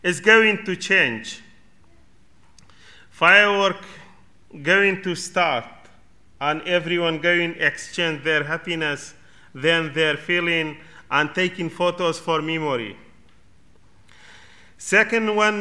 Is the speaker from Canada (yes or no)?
no; Kurdistan Region, Iraq; English is a second language; now in United Kingdom; I am from Kurdistan of Iraq